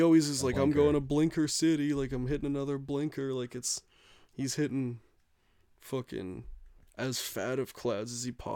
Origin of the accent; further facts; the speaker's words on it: Canada; we're Canadian.